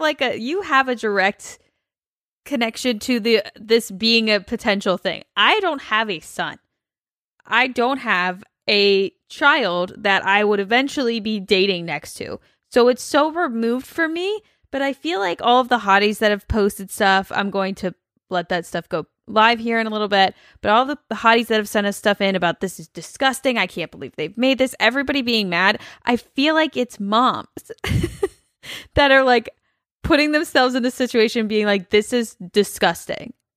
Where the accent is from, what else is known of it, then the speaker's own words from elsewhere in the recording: Cincinnati, Ohio, United States; my whole life growing up in Cincinnati